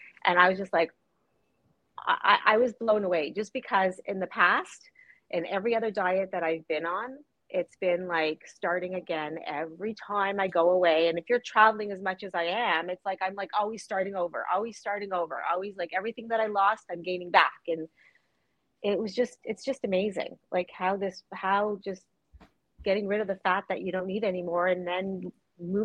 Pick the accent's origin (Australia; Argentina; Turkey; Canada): Canada; Toronto, Ontario; I actually am from Toronto